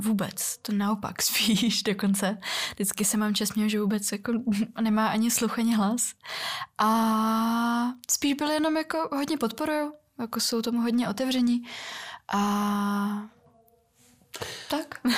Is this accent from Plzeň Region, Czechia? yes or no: no; Karlovy Vary, Karlovy Vary Region, Czechia; Czech is a second language; also born or lived in Russia (Far East); já jsem vyrůstala v Karlových Varech